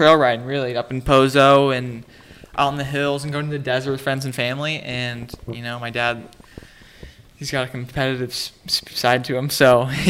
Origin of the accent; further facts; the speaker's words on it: San Luis Obispo, California, United States; we grew up in San Luis